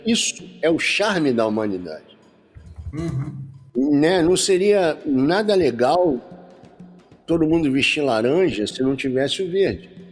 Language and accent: Portuguese; Rio de Janeiro, Brazil; now in interior of Rio de Janeiro state, Brazil; eu sou carioca, né? Uhum. sou da cidade do Rio de Janeiro, mas hoje eu moro no interior do Rio